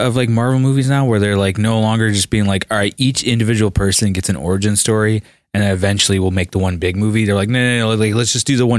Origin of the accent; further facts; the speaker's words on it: Forest Park, United States; my hometown of Forest Park.